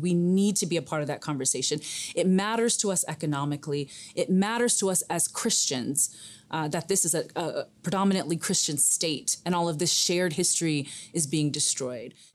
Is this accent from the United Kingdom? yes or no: no; Aksum, Tigray, Ethiopia; now in Denver, United States; Where I'm from, my hometown in Aksum, Aksum is a very holy, sacred town.